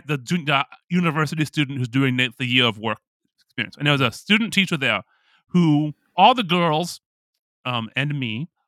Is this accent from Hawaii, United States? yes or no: no; Oakland, California, United States; growing up in Oakland, California, same thing.